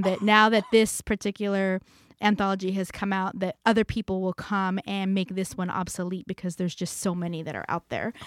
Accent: Hanford, California, United States; moved away; my hometown, Hanford, California.

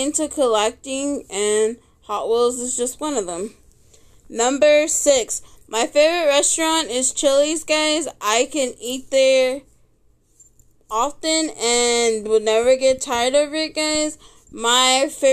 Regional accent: Texas, United States; I was born and raised here in Texas

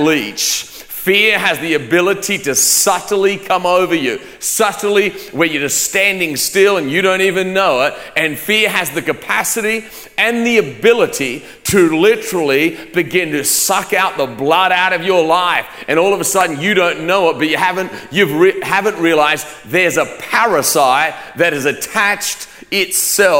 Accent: Australia; moved away; I grew up in Australia

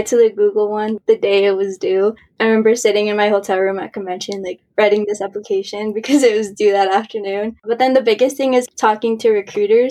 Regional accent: Colorado, United States; I'm originally from Colorado, but both of my parents are from Mexico.

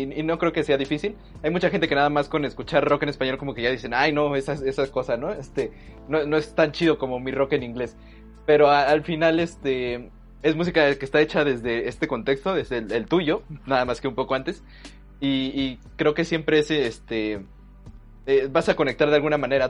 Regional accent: Mexico

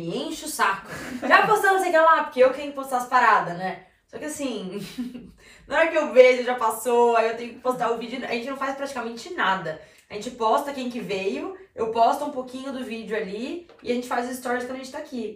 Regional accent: Bragança, Brazil; eu sou de Bragança

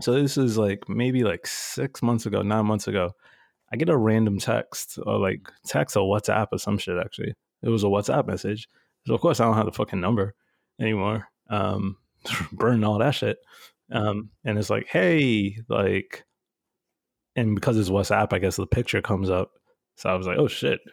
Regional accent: New York City, New York, United States; I grew up in Bushwick, and now Bushwick is all bougie

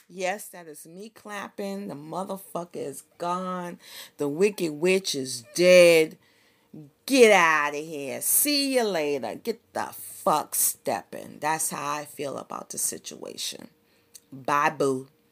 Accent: Boston, Massachusetts, United States; I grew up in the hood, I grew up in the Barry, Roxbury, Massachusetts, in the sixties and the seventies

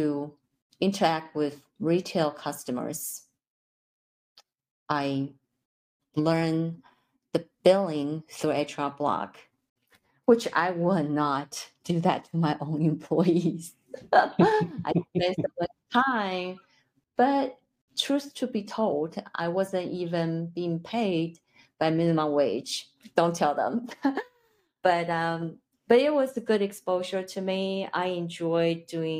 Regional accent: Taipei, Taiwan; English is a second language; moved away as an adult; now in United States; I'm originally from Taipei, Taiwan. I came here to obtain my master's degree.

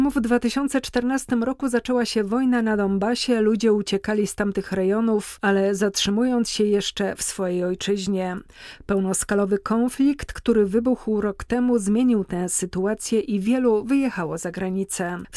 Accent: Kyiv, Ukraine; Polish is a second language; now in Poland; Tęsknę za Ukrainą, to prawda. Jechałam cztery doby. Zostałam przyjęta bardzo fajnie

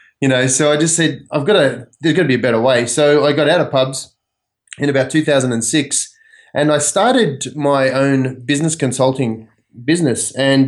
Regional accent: Australia; now in United States; I grew up in Australia, obviously, and I cut my teeth in hotels and pubs. And in Australia, a pub is a pretty big cultural sort of thing.

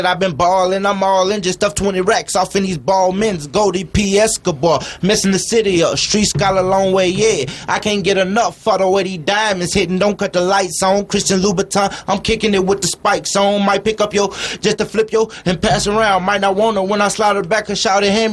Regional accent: Nashville, Tennessee, United States; I'm from West Nashville

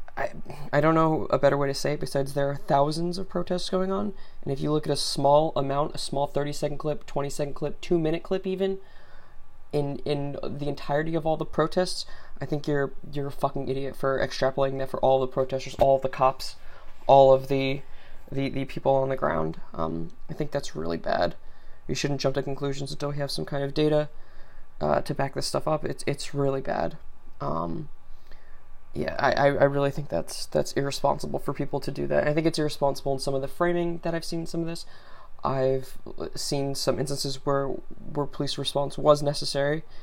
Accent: United States; as an American

